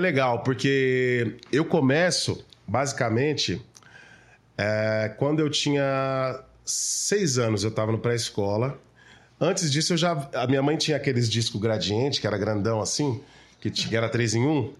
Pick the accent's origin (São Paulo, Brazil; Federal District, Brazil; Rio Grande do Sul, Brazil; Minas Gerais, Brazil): São Paulo, Brazil; eu sou nascido e criado na Zona Sul de São Paulo